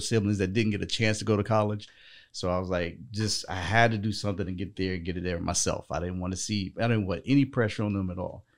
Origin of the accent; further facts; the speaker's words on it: North Carolina, United States; I was actually born and raised in North Carolina